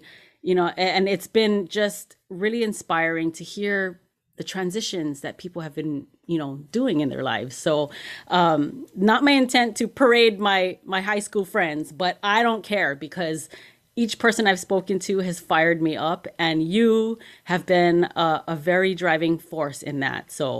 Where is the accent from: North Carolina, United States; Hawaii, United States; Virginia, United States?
Hawaii, United States; Like growing up, I don't remember having a whole lot of African American friends, you know, like Hawaii, like Caucasians and African Americans are the minority there.